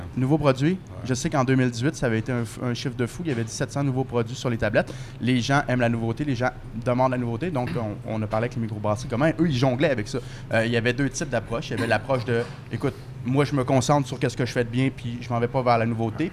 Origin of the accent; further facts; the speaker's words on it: Saint-Hubert, Quebec, Canada; now in Montreal, Canada; J'ai grandi à Saint-Hubert. Maintenant, j'habite à Montréal